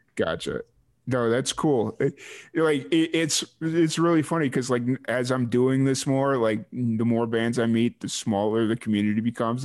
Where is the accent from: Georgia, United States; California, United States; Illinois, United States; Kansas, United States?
Illinois, United States; Chicago; now in New Mexico, United States; I grew up in Chicago